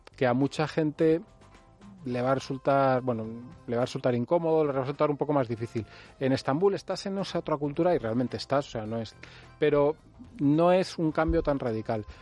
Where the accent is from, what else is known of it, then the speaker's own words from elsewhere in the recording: Spain; soy español